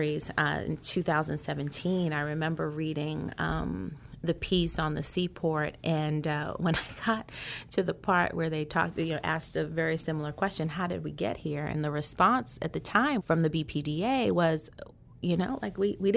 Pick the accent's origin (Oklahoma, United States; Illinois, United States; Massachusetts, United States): Massachusetts, United States; Boston; I'm a Bostonian, right? And so, and have a lot of pride in being from Boston